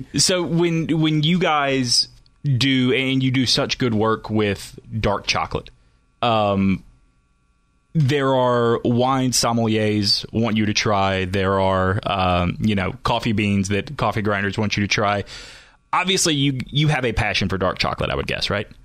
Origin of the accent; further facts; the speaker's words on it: Alabama, United States; moved away; I grew up in Alabama, so a lot of friends and family still down there.